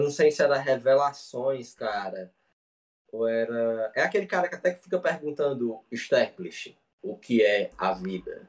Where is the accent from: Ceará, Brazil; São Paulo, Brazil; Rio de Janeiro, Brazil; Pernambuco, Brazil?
Ceará, Brazil; interior of; Eu sou do interior do Ceará, uma cidade muito